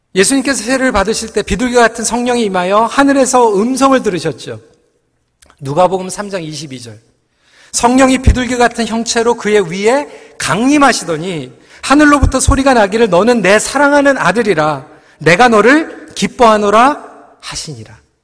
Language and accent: Korean; South Korea; 저는 한국 사람이에요